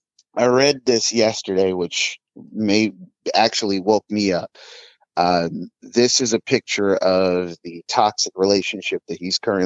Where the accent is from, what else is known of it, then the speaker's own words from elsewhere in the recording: Compton, California, United States; now in Seattle, United States; Born and raised in Compton, of all places.